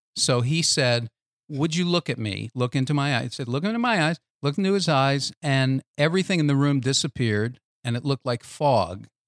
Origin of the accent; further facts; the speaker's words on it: Boston, Massachusetts, United States; I grew up in Boston